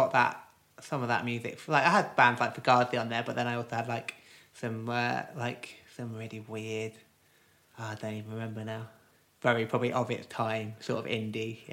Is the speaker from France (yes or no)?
no; Cirencester, South West England, United Kingdom; moved away; I grew up in Gloucestershire, like a little sort of market town called Cirencester